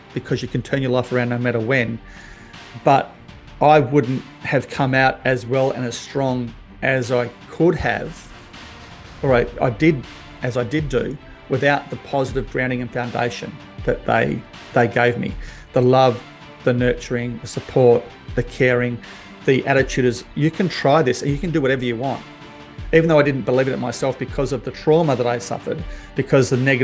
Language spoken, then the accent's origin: English; Perth, Western Australia, Australia; I grew up basically in Bassendean in a suburb in WA, in Perth